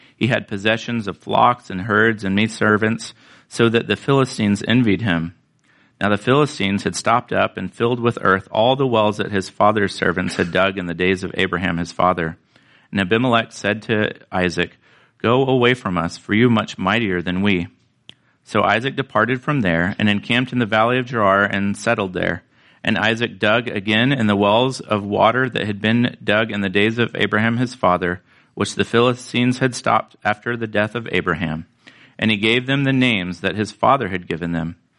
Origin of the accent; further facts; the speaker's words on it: Florida, United States; now in California, United States; I grew up in Florida and we got all the rain that we need